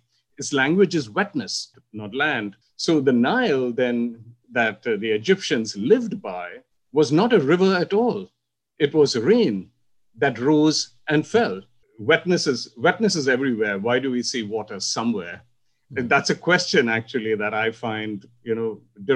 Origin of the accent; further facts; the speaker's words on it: India; And that's how I grew up in India, in a monsoon world